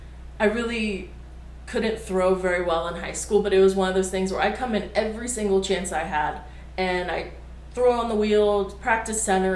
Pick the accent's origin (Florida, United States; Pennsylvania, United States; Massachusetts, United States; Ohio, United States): Ohio, United States; Cincinnati; also born or lived in Kent, Ohio; I was born and raised in Cincinnati.